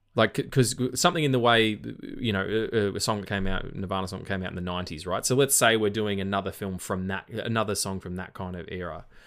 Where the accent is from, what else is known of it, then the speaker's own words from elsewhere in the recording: Australia; accent: Australian; my Australian accent